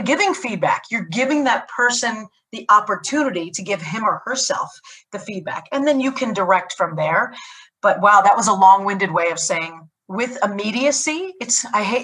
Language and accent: English; United States; as an American